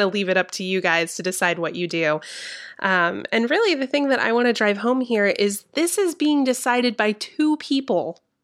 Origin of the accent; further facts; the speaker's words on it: Georgia, United States; my home state of Georgia